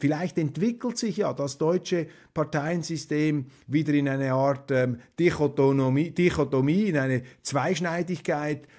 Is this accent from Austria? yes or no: no; Switzerland; Als Schweizer